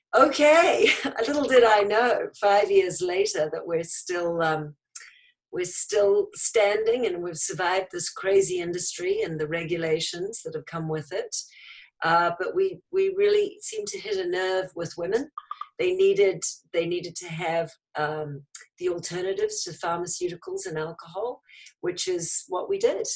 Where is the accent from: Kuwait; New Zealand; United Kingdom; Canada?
New Zealand; now in United States; New Zealand originally.